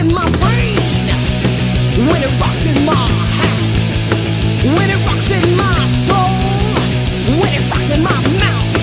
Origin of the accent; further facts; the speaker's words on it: New York City, New York, United States; moved away as an adult; also born or lived in Belgium / France; I grew up mostly in New York City.